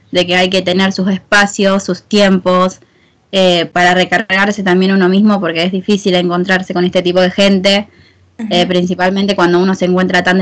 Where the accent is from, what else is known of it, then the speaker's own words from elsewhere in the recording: Argentina; como bien saben Lara está viviendo en España y yo soy de Argentina.